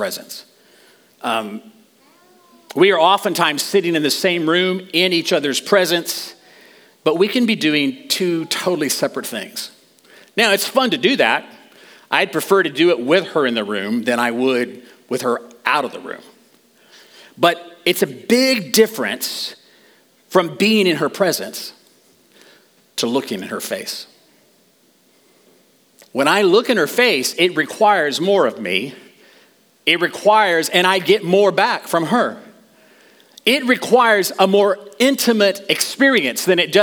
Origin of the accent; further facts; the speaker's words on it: New Mexico, United States; I grew up in New Mexico